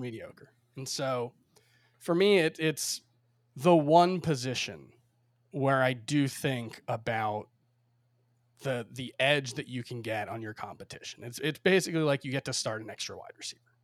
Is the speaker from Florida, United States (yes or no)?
yes; Miami, Florida, United States; moved away as an adult; now in New York, United States; I grew up in Miami, spent thirty-one years there, uh, before I moved to New York a year and a half, almost two years ago now